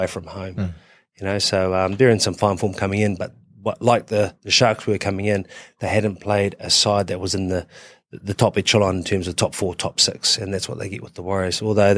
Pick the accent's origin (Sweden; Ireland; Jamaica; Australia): Australia; Queensland; I'm a Queenslander.